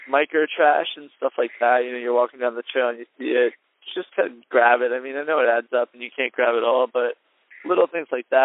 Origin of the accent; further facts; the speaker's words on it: New Jersey, United States; I'm from Jersey.